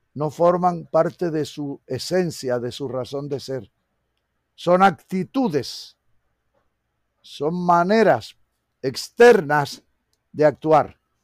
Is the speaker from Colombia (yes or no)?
yes; Colombia; Todos somos colombianos.